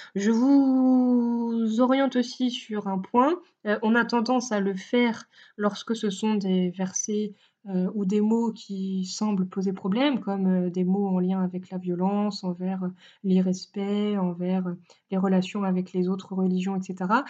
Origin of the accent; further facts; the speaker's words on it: France; nous sommes français